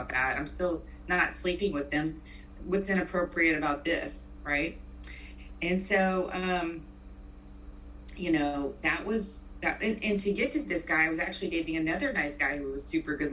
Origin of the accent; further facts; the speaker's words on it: South Louisiana, United States; moved away as an adult; also born or lived in Mobile, Alabama / Northern Virginia / Katy, Texas; I grew up in South Louisiana